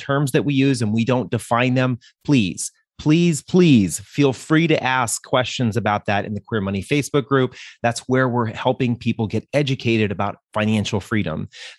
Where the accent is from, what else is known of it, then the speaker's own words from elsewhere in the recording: Denver, Colorado, United States; We're from Denver.